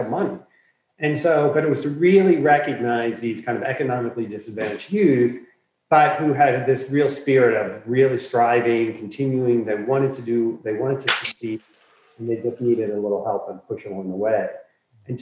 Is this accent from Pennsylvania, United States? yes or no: yes; Philadelphia, Pennsylvania, United States; moved away as an adult; also born or lived in Washington, D.C.; I was born and raised in Philadelphia.